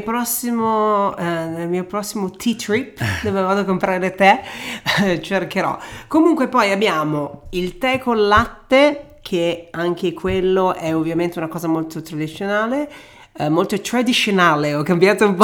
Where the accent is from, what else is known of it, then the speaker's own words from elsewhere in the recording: Venice, Veneto, Italy; io sono originario di Venezia